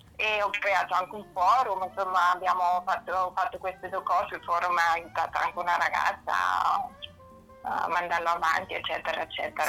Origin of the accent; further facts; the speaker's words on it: Northern Germany, Germany; first language German; Italian is a second language; moved away as an adult; now in Italy; io sono tedesca, uh-huh. Mhm. del nord della Germania. Ok. E vivo in Italia da oltre 30 anni.